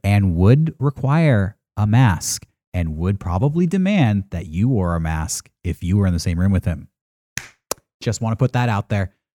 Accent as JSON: {"language": "English", "town": "San Diego", "region": "California", "country": "United States", "tie": "born or raised there", "said": "as a kid growing up in San Diego"}